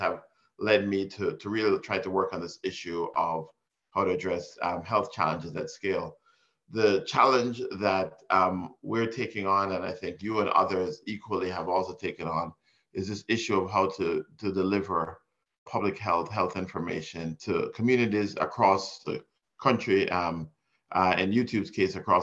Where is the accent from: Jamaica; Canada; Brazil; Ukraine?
Jamaica; moved away; also born or lived in Miami, Florida, United States; I was born in Jamaica and raised partially in Miami and partially in Jamaica.